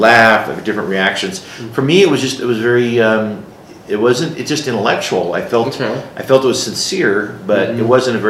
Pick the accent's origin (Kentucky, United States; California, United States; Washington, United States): California, United States; Buena Park; also born or lived in Grand Junction, Colorado; now in Colorado Springs, United States; I was raised in Southern California.